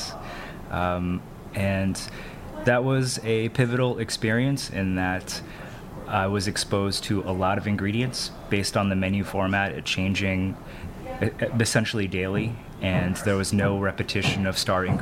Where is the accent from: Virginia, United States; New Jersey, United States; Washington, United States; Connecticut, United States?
Connecticut, United States; Hartford; also born or lived in Bronx, New York; I was born in the Bronx, and when I was 5 years old, the family moved to suburban Hartford, Connecticut